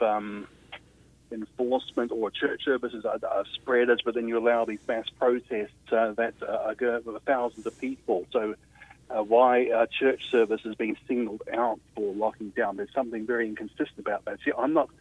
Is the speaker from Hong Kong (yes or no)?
no; Australia; I come from Australia, as you can probably tell